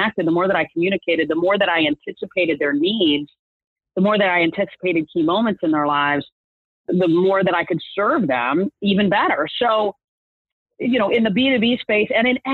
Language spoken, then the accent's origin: English; Michigan, United States; moved away as an adult; now in Atlanta, United States; I grew up in Michigan